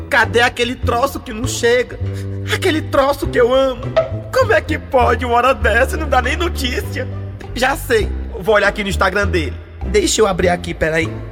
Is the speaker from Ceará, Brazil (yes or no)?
yes; Ceará, Brazil; Rapaz, eu torço Fortaleza e torço São Paulo, mas como eu sou cearense, vai dar meu leão.